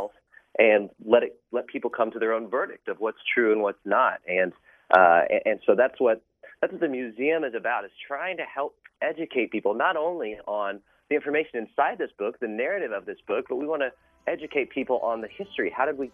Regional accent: Oklahoma City, Oklahoma, United States; moved away as an adult; now in New York City, United States; we're both from Oklahoma City and have spent our whole lives there

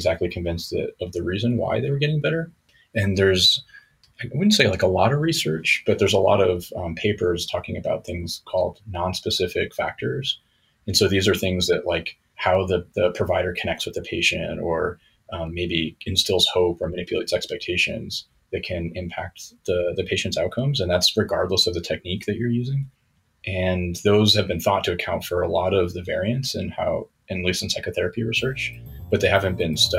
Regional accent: Denver, Colorado, United States; moved away as an adult; also born or lived in St. Louis, Missouri / Portland, Oregon / New York / Tucson, Arizona; now in Hanover, United States; I was born in St. Louis, Missouri, and grew up in Denver, Colorado.

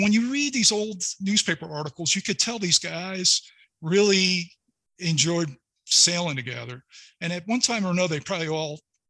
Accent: New York City, New York, United States; Growing up in New York City area with all kinds of different people from all different backgrounds.

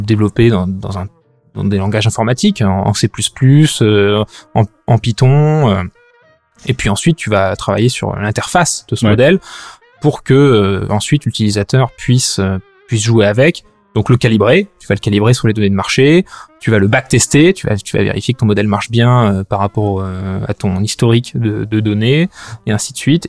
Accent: France; moved away as an adult; also born or lived in London; now in Brussels, Belgium; j'ai j'ai grandi en France jusqu'à la fin de mes études.

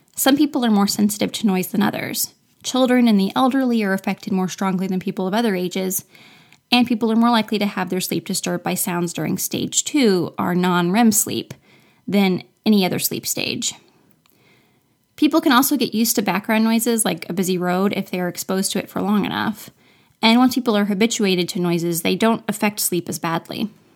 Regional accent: Florida, United States; I'm from Florida, where winter is about a week long

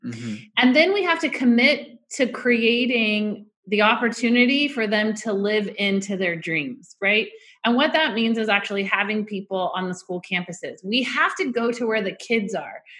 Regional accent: Orange County, California, United States; I grew up in Orange County.

